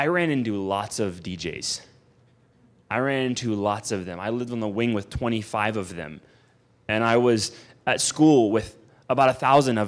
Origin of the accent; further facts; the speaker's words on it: Houston, Texas, United States; moved away as an adult; I was from Houston, Texas. I was from North Houston, Texas, in the suburbs. I was a suburb kid.